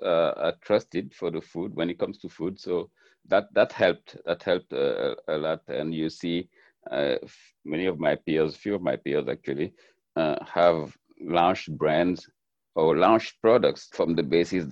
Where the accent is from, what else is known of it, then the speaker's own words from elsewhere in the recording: Senegal; moved away as an adult; now in United States; I grew up in Senegal